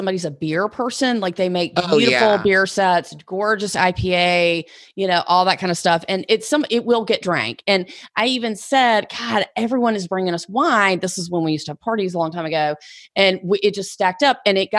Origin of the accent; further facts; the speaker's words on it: the South, United States; Like they don't drink it, but I'm from the South. We drink bourbon.